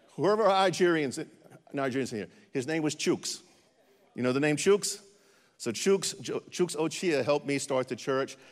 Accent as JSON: {"language": "English", "region": "North Carolina", "country": "United States", "also_born_or_lived": "Ukraine", "moved": "yes", "said": "I'm from North Carolina, where English is actually a second language"}